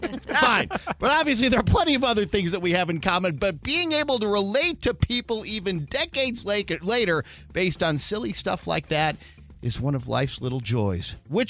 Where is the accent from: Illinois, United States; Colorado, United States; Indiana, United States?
Illinois, United States; Chicago; some feeling of commonality about growing up in Chicagoland.